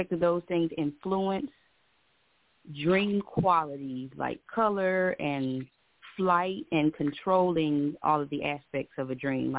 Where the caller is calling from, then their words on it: Hollywood, Florida, United States; I'm calling from Hollywood, Florida.